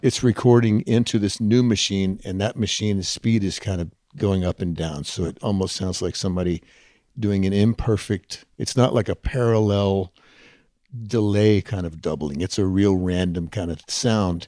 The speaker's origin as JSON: {"language": "English", "town": "Huntsville", "region": "Texas", "country": "United States", "tie": "born or raised there", "moved": "yes", "said": "I was a kid growing up in Huntsville, Texas, seventy miles north of Houston, Texas"}